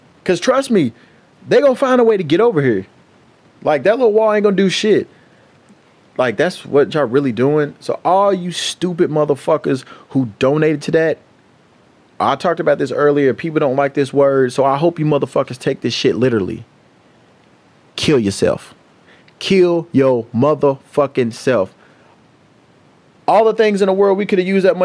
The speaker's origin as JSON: {"language": "English", "country": "United States", "said": "I am an American"}